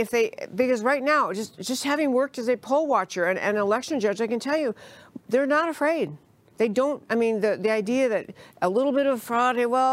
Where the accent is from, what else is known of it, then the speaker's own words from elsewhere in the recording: New York, United States; moved away; because I grew up in New York.